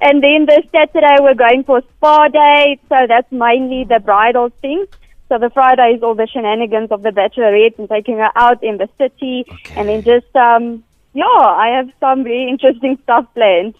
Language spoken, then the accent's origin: English; South Africa; now in Johannesburg, South Africa; I am normally from Brackton